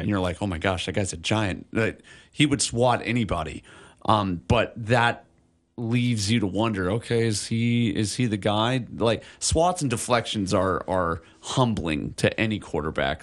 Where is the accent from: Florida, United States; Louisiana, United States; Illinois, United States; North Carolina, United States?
Illinois, United States; now in Hawaii, United States; I grew up in Illinois